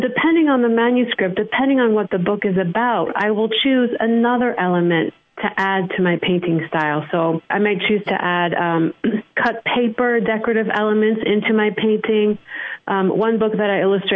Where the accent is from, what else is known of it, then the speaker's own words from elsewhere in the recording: Côte d’Ivoire; I grew up in the Ivory Coast, West Africa